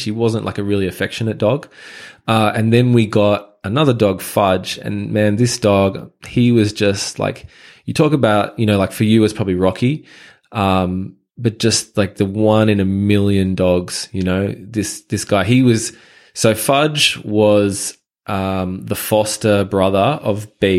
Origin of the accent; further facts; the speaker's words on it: Sutherland Shire, New South Wales, Australia; also born or lived in Japan; So my story, I guess, you know, I grew up in the Shire, pretty normal high school life.